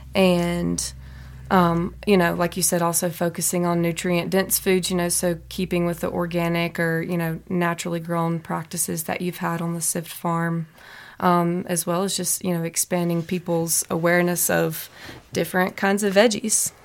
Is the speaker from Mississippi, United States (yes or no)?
yes; Mississippi, United States; moved away as an adult; now in Butte, United States; I'm originally from Mississippi.